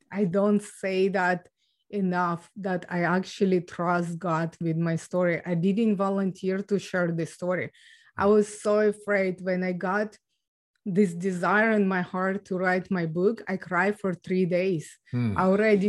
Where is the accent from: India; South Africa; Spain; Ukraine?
Ukraine; moved away; So I was born and raised in Ukraine